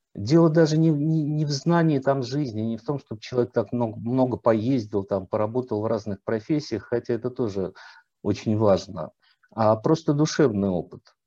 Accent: Volgograd, Volgograd Oblast, Russia; moved away; also born or lived in Saratov / Moscow; я сам не москвич по рождению, я родился в Волгограде, учился в Саратове, потом только в литературный институт поступил

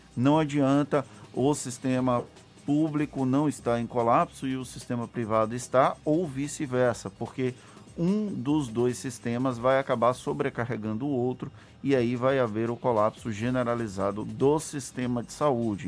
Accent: Valença, Bahia, Brazil; Valença, que é a minha cidade natal

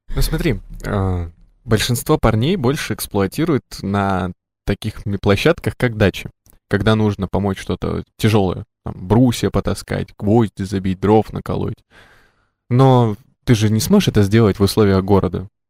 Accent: Krasnoyarsk, Krasnoyarsk Krai, Russia; я, например, э, родился и вырос в Красноярске

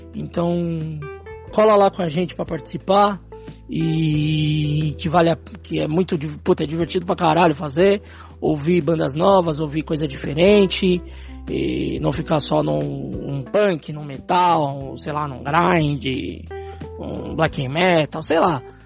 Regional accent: São Paulo, Brazil; Nós que somos da Zona Norte.

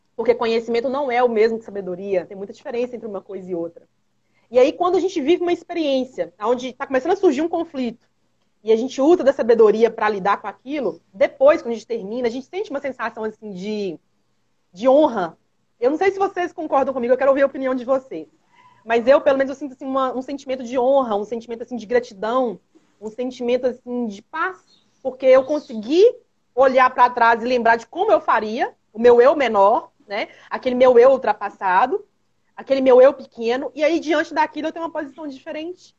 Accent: Minas Gerais, Brazil; Aqui em Minas Gerais, todos nós somos mineiros

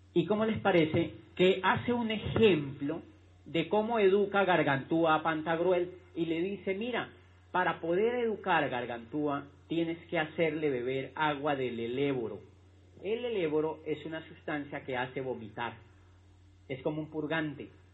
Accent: Neiva, Huila, Colombia; moved away as an adult; also born or lived in Popayán; yo soy de Neiva y cuando yo tenía la edad de entrar a la universidad

